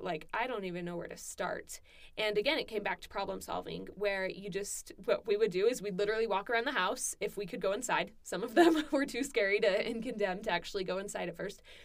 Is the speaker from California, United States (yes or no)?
yes; Southern California, United States; moved away as an adult; also born or lived in Arkansas; I'm from California